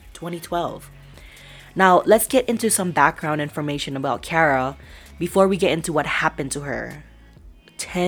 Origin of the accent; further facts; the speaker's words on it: Colorado, United States; I'm from Colorado